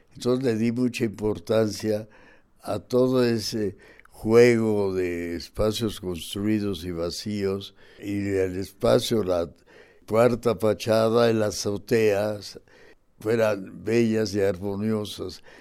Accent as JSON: {"language": "Spanish", "region": "Mexico City", "country": "Mexico", "tie": "born or raised there", "said": "Vengo de una isla, de Tenochtitlan, porque yo nací en la calle Tacuba pegada al zócalo. Así que soy muy chilango."}